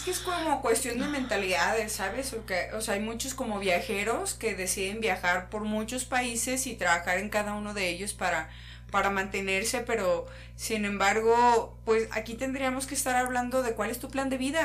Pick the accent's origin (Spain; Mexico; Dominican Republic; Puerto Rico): Mexico